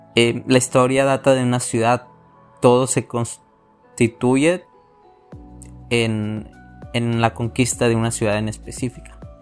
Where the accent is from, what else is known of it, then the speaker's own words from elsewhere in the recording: Mexico; mi país que, amo mucho, se llama México